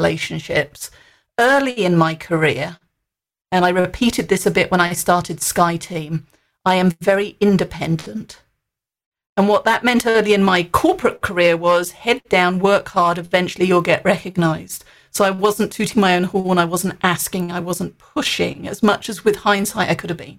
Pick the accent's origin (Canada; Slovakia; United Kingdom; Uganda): United Kingdom; moved away; Being British